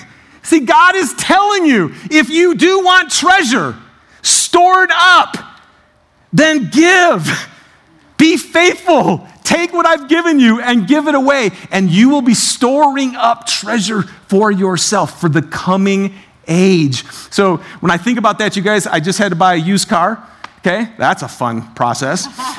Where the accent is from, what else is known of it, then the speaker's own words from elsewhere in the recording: Detroit, Michigan, United States; I'm from Detroit, so this is very sensitive to buy.